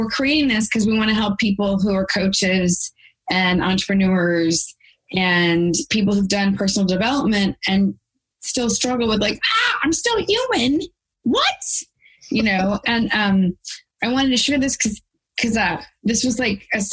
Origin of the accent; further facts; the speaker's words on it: Texas, United States; I'm from Texas